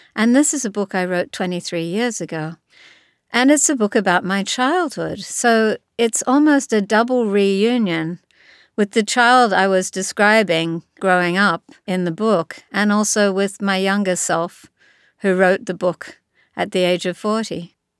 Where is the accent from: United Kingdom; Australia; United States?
Australia; Sydney, New South Wales; when I was a kid myself growing up in Sydney, Australia.